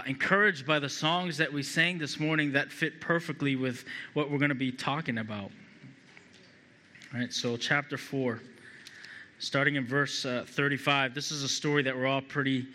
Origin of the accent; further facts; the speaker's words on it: Boston, Massachusetts, United States; I'm from Massachusetts, New England native. Been in Massachusetts my whole life